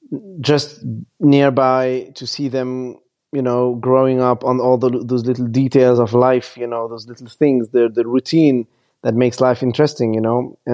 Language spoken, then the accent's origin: English; Lebanon; And I was born in Lebanon, and I grew up seeing my motherland being completely destroyed by bombs and crazy people.